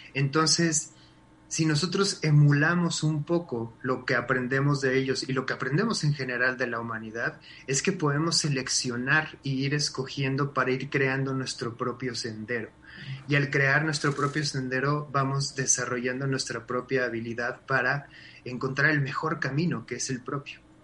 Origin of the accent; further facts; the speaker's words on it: Mexico; tenemos como mexicanos